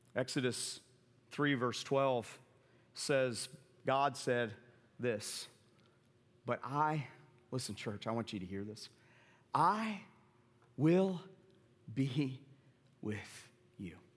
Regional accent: the South, United States; moved away; also born or lived in New York City; I grew up in the South

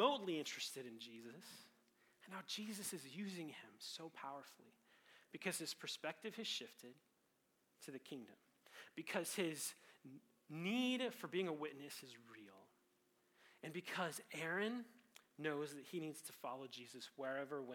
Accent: Colorado, United States; Growing up in Colorado

